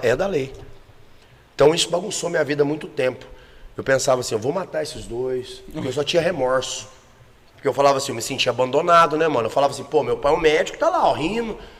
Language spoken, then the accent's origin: Portuguese; Goiânia, Goiás, Brazil; also born or lived in Campo Grande, Mato Grosso do Sul; me considero goiano mesmo, porque minha vida inteira foi em Goiânia.